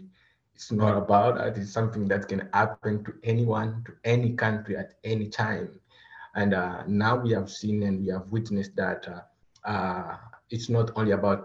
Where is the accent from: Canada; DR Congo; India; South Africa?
DR Congo; moved away as an adult; now in Seattle, United States; I'm originally from the Democratic Republic of the Congo. Currently, I'm residing in Washington State, Seattle areas. I came in this country as a refugee in 2018 with my family